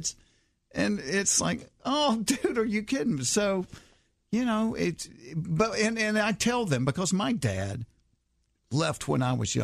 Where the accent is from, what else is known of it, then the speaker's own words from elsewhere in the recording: Hapeville, Georgia, United States; I grew up in Hapeville where Chick-fil-A started